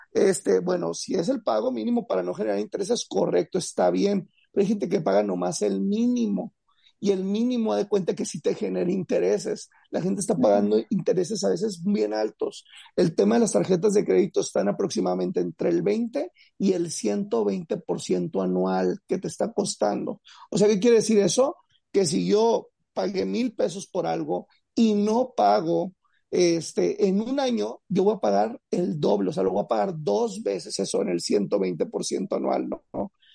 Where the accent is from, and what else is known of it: Mexico